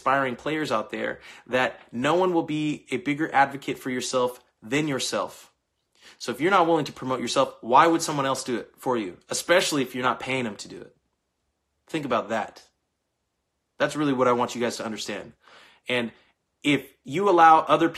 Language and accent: English; Bakersfield, California, United States; moved away; I'm from Bakersfield, California. Originally